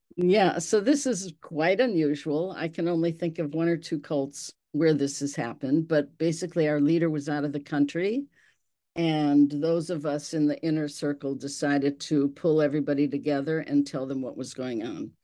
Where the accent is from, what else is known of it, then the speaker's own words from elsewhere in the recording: Milwaukee, Wisconsin, United States; I was raised in Milwaukee in the Serbian community